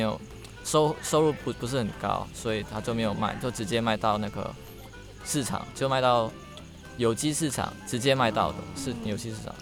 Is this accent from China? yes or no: no; Indonesia; accent: a bit of a Singaporean or Malaysian accent; moved away as an adult; also born or lived in near Batam Island, Indonesia; now in Taiwan; 我来自印尼